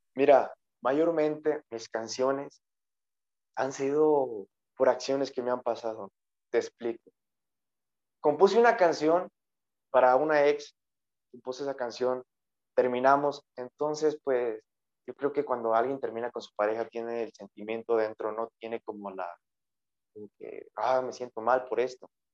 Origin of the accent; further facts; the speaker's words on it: Villa Morelos, Michoacán, Mexico; aquí en mi pueblo natal, Villa Morelos, un pueblo el cual me ha visto crecer